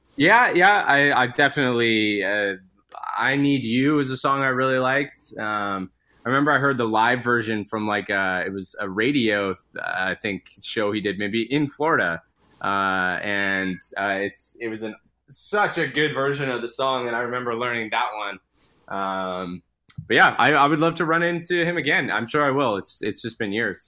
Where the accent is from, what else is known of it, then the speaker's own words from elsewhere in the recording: Edmonton, Alberta, Canada; now in Vancouver, Canada; I'm originally from Edmonton, Alberta, so I was back, back visiting my family a couple of weeks ago